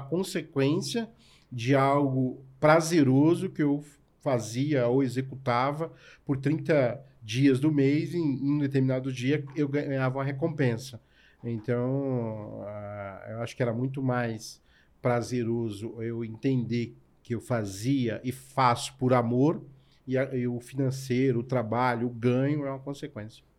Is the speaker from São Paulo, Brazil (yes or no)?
yes; São Paulo, Brazil; also born or lived in Ceará; sou cearense, nordestino com muito orgulho. Meus pais vieram para São Paulo na busca de uma vida melhor, eu tinha dois anos de idade. Então, toda a minha história de, de vida e de trabalho é em São Paulo